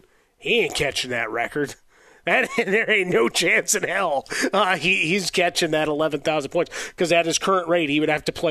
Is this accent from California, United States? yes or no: no; Chicago, Illinois, United States; we grew up in Chicago, so we watched the rise of Jordan.